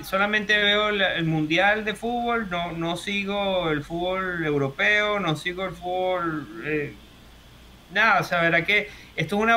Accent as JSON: {"language": "Spanish", "country": "Venezuela", "moved": "as an adult", "lives_now": "Australia", "said": "corregía a la gente que cree que soy de Argentina, decir que es Venezuela"}